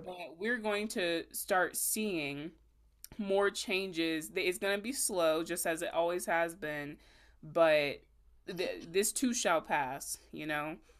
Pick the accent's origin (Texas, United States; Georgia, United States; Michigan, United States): Georgia, United States; Augusta; I'm from Augusta